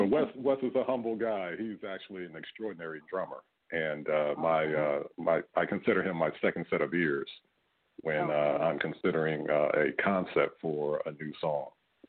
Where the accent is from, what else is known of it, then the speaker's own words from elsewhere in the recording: Philadelphia, Pennsylvania, United States; now in Falls Church, United States; I'm originally from Philadelphia